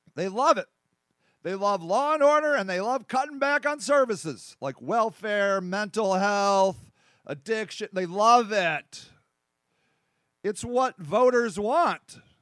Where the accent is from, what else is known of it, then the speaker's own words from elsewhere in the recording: United States; over here in America